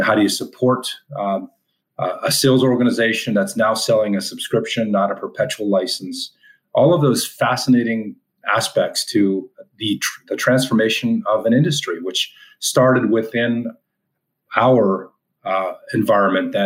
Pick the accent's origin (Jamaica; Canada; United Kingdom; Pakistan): Canada; moved away as an adult; now in United States; an American that grew up in Canada, moved to the U.S. 15 years ago